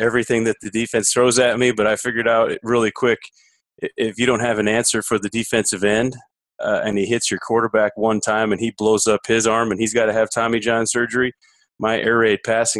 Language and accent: English; the North, United States; where I grew up in the North